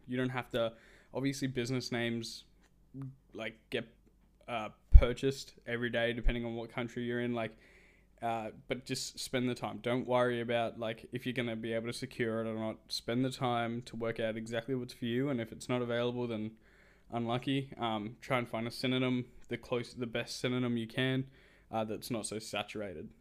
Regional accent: Australia; I'm Australian

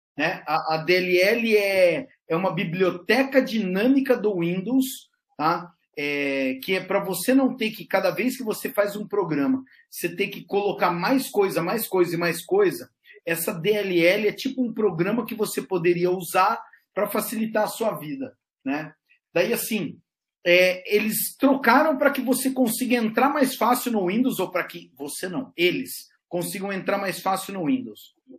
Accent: Brazil; sou do Brasil

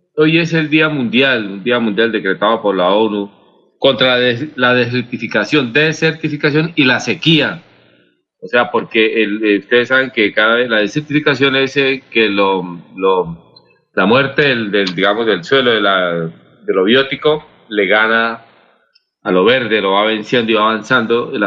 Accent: Santander, Colombia; como santandereano y como colombiano

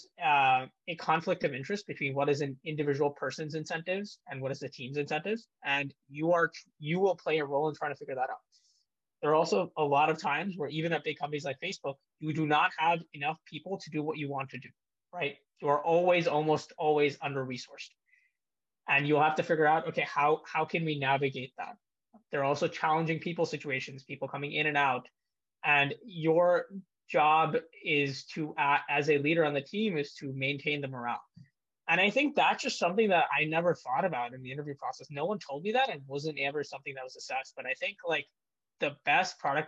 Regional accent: India; moved away; also born or lived in United States; I was born in India, spent a lot of my childhood there

